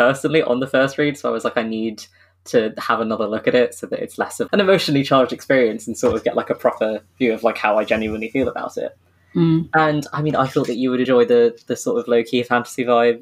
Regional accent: United Kingdom; we are British

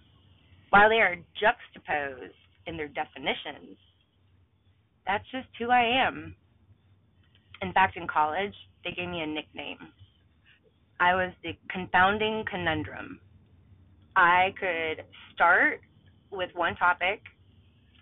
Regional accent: Mobile Bay, Alabama, United States; I grew up on Mobile Bay, literally, that was my backyard

